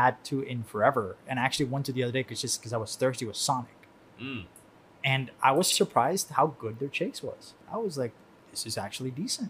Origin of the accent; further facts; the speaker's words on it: Miami, Florida, United States; moved away as an adult; also born or lived in Havana, Cuba; I grew up in Miami, so like I left there as quickly as I could.